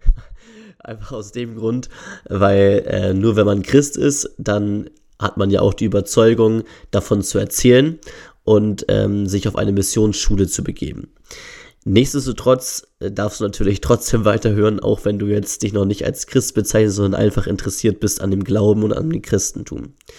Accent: Northern Germany, Germany; ich komme aus dem hohen Norden

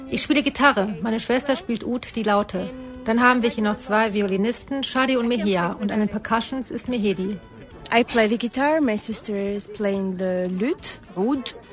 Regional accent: Tunis, Tunis Governorate, Tunisia; now in Carthage, Tunisia; Ich komme aus Tunis und wir leben alle in Karthago. Wir haben am Musikkonservatorium in Sidi Bou Said studiert.

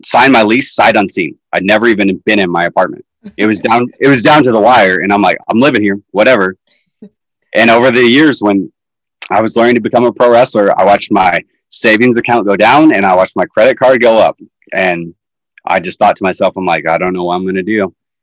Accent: Iowa, United States; moved away as an adult; also born or lived in Ames, Iowa / Davenport, Iowa; now in Orion, Illinois, United States; We are from Iowa. We are from the Midwest

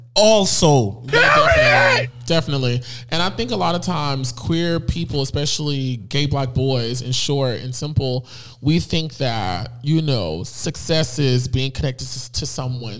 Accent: Fort Lauderdale, Florida, United States; moved away as an adult; now in Atlanta, United States; I'm from Fort Lauderdale, Florida

